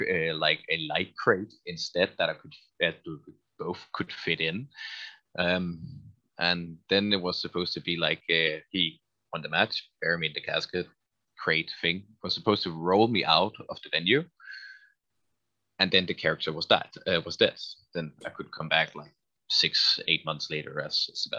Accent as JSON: {"language": "English", "country": "Denmark", "also_born_or_lived": "Copenhagen", "said": "I was Danish all the way and actually lived in Copenhagen all the time"}